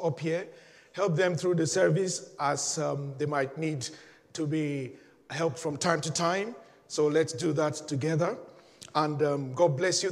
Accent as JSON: {"language": "English", "country": "Nigeria", "said": "I'm a Nigerian"}